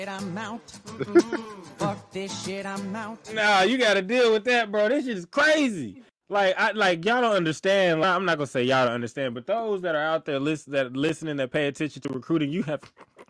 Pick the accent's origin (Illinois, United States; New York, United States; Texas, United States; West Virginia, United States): Texas, United States; We're from Texas, bro.